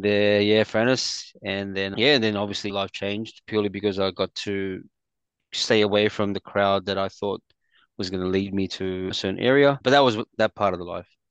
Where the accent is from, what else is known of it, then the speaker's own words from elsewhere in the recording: Sydney, New South Wales, Australia; also born or lived in Philippines / Quakers Hill; So I migrated here with my family from Philippines to Australia around the yeah, late 80s and growing up in Randwick was actually our first area